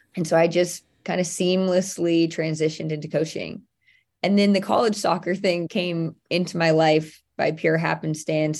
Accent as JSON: {"language": "English", "area": "near Santa Clara", "region": "California", "country": "United States", "tie": "born or raised there", "said": "I played at Santa Clara University, which was very close to my hometown"}